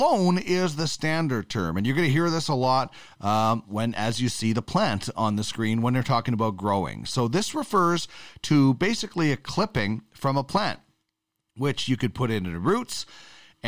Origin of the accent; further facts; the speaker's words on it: Canada; as a Canadian